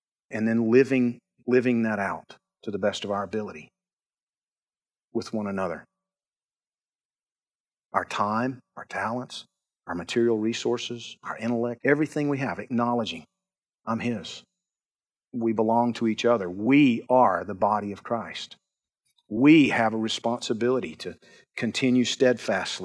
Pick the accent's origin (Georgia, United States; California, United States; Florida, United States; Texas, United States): Georgia, United States; I'm from Georgia